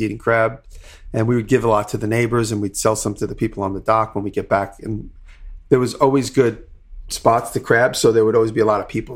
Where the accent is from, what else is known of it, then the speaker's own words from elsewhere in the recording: Long Island, New York, United States; growing up on Long Island